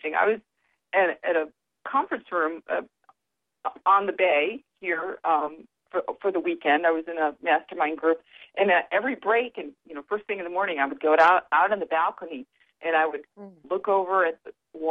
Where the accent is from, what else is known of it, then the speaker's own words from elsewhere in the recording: upstate New York, United States; I learned how to say that in upstate New York, so that's kind of interesting. Yeah, that's where I was raised